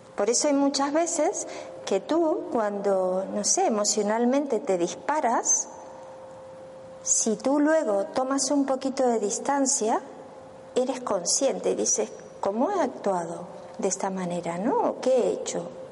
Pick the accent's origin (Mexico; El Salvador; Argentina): Argentina; moved away as an adult; yo soy de Argentina, pero bueno, ya hace 12 años que estoy aquí